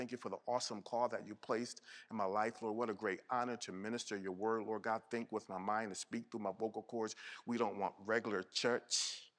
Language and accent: English; Connecticut, United States; now, if you know where I came from, I came from Connecticut.